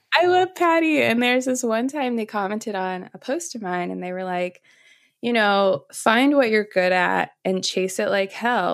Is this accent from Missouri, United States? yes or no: yes; St. Louis, Missouri, United States; moved away as an adult; also born or lived in California; I'm from St. Louis, Missouri.